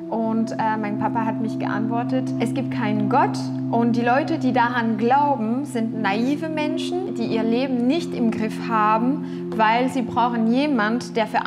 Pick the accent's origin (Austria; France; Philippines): France; Tours, Centre-Val de Loire; German is a second language; now in Germany; komme aus Frankreich. Ich bin aufgewachsen in Tours, das ist in Westfrankreich, äh, nicht christlich aufgewachsen.